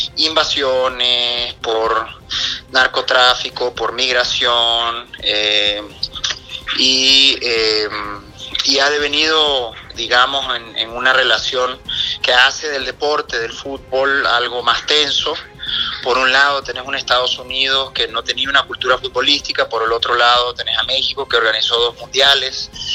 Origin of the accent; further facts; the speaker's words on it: Nicaragua; siendo nicaragüense